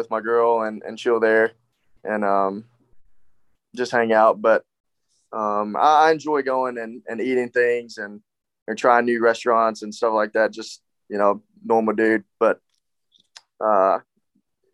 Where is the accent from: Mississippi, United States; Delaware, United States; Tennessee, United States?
Tennessee, United States; West; moved away; West Tennessee, you know, my hometown